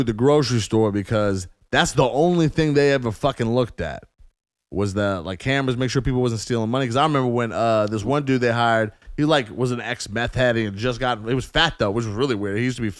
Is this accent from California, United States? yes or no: no; Phoenix, Arizona, United States; I lived in Phoenix. I grew up in fucking Phoenix.